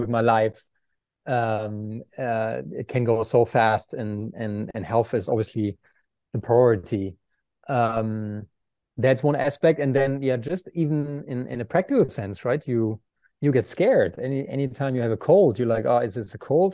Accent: Aachen, North Rhine-Westphalia, Germany; English is a second language; moved away as an adult; Aachen, my hometown

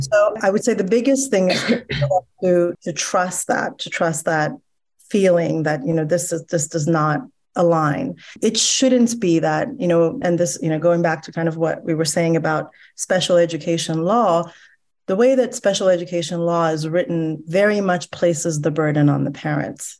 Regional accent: Iran; now in United States; I'm Iranian American, and so I just naturally come from a politically attuned background and mindsets because I grew up in a country where ideology was so kind of front and center in your everyday life

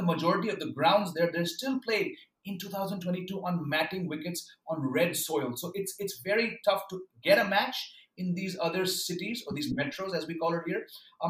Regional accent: Mumbai, Maharashtra, India; moved away as an adult; also born or lived in Bangalore; now in Delhi, India; I grew up in Bombay.

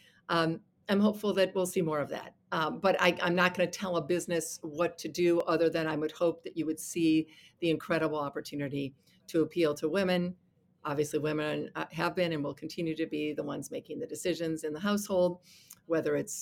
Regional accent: Toledo, Ohio, United States; my hometown of Toledo

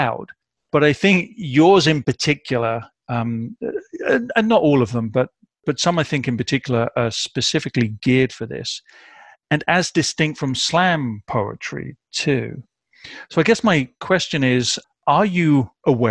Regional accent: United Kingdom; moved away as an adult; now in Midwest, United States; I am a British expat living in the Midwest of America.

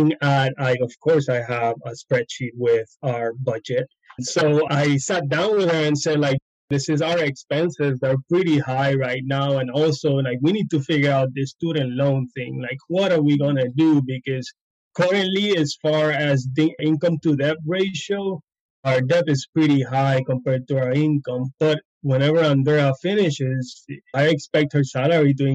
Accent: Puerto Rico; moved away as an adult; also born or lived in Alabama / Florida; We're both from Puerto Rico, but we met in vet school in Alabama. And we live like 20 minutes away in Puerto Rico

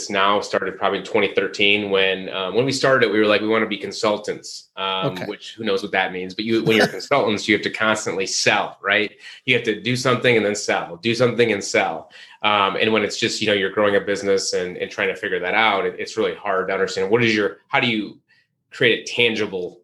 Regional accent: Midwest, United States; moved away as an adult; also born or lived in Chicago, Illinois / Charlotte, North Carolina; I'm from the Midwest

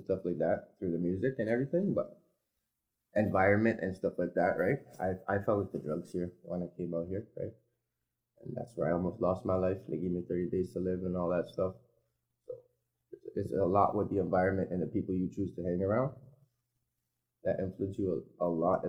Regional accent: Montreal, Quebec, Canada; also born or lived in Timmins, Ontario; now in Sudbury, Canada; I ended up moving up to Montreal with my mother, where I was raised

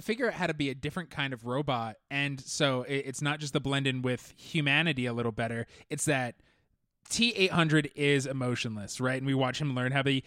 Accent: Orange County, California, United States; Growing up in Orange County

